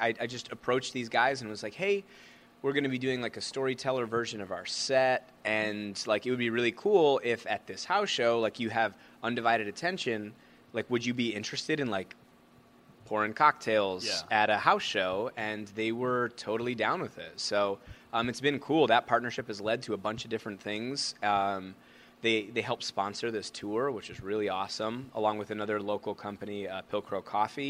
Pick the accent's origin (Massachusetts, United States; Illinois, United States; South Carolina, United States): Illinois, United States; Chicago; now in Milwaukee, United States; I was from Chicago